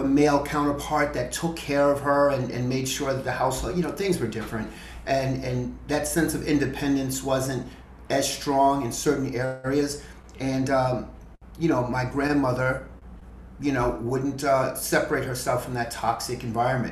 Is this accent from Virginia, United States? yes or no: no; New York City, New York, United States; I grew up in the South Bronx in a single family, a single parent household